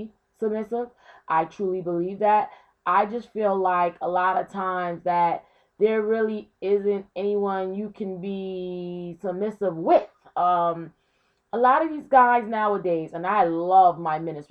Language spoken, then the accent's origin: English; Brooklyn, New York, United States; growing up in Brooklyn in the 90s